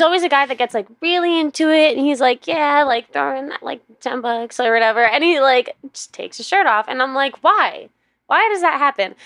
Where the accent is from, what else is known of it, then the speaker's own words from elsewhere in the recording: New York City, New York, United States; moved away; I grew up on the East Coast, so I Grew up in New York, New York City